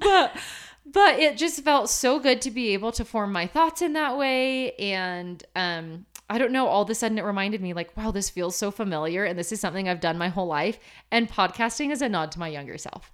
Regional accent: Portland, Oregon, United States; now in Utah, United States; growing up in Portland, it doesn't snow that much.

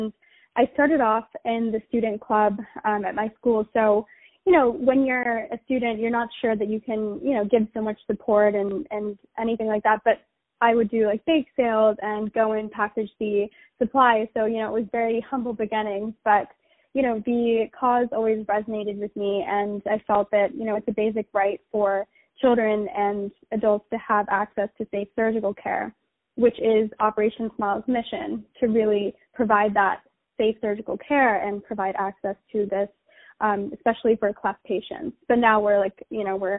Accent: Virginia, United States; now in New York, United States; I am originally from Virginia, and I grew up there

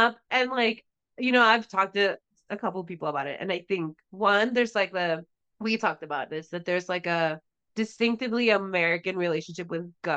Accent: Tijuana, Baja California, Mexico; where I grew up in Tijuana

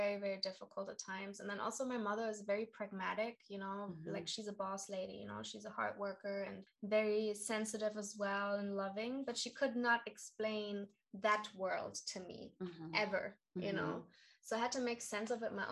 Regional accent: Karlsruhe, Baden-Württemberg, Germany; moved away as an adult; I come from Karlsruhe, mm-hmm. which is in South Germany. I grew up with a lot of American bases around me

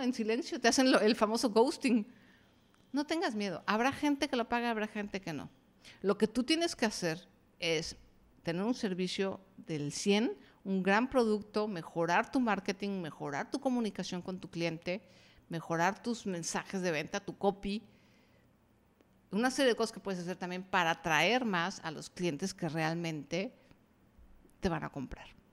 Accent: Mexico; yo soy mexicana

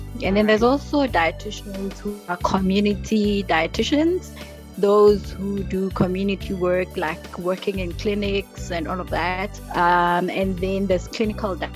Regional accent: Mpumalanga, South Africa; I'm from Mpumalanga

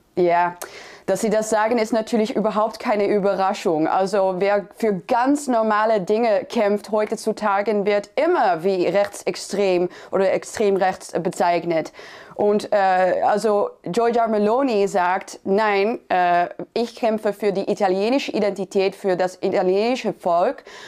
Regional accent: Netherlands; ich bin Christin, ich bin Niederländerin

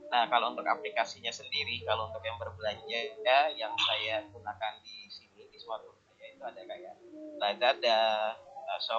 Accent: Jakarta, Indonesia; saya dari Jakarta.

